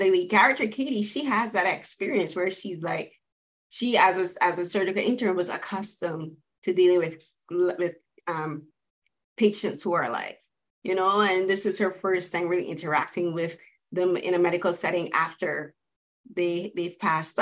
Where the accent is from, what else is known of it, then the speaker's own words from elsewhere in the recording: Barbados; I'm from the Caribbean, from Barbados